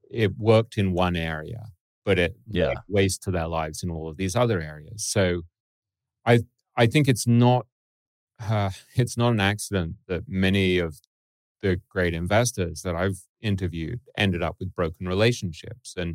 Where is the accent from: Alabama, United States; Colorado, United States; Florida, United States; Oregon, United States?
Florida, United States; Boca Raton; I grew up in Boca Raton.